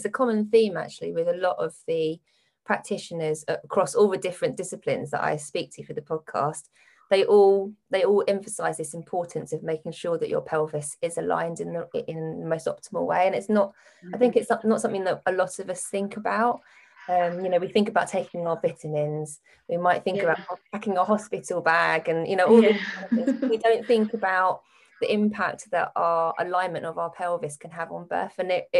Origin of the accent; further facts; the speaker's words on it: West Wickham, London, United Kingdom; I grew up in West Wickham.